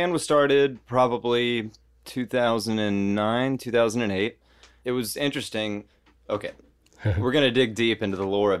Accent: Memphis, Tennessee, United States; I'm originally from Memphis. I was born on the anniversary of …'s death in … Memorial Hospital.

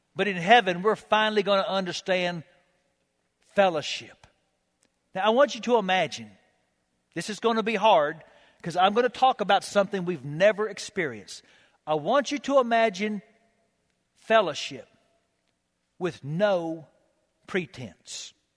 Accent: United States; I'm an American

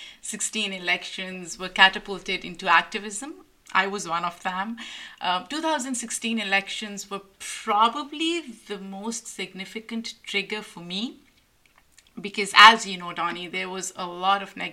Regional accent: Lahore, Punjab, Pakistan; moved away as an adult; also born or lived in New York City / Cambridge, Massachusetts; now in United States; I'm originally from Lahore, Pakistan.

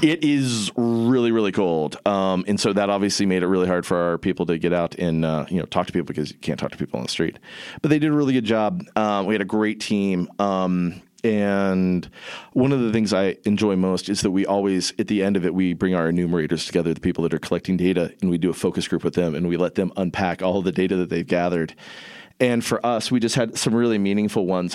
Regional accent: Southern Indiana, United States; moved away; I grew up in Indiana

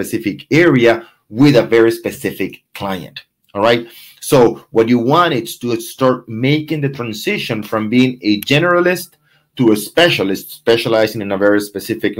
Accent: Venezuela; now in Coral Gables, United States; My background, I'm from Venezuela

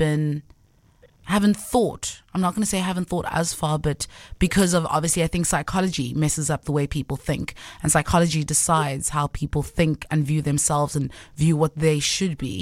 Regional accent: Johannesburg, Gauteng, South Africa; moved away as an adult; now in Cape Town, South Africa; I'm from Johannesburg. And I've not recently moved to Cape Town. I've been in Cape Town for a while now

